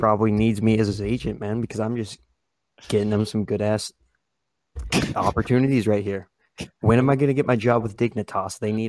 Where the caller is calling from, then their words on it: Nebraska, United States; Calling from the middle state, Nebraska, man.